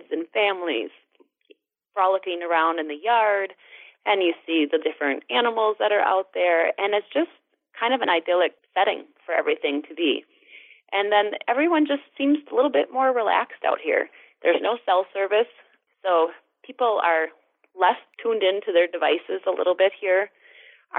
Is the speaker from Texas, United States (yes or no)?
no; Alma, Wisconsin, United States; I was raised just upriver in Alma, Wisconsin, and I was an only child and grew up on a dairy farm there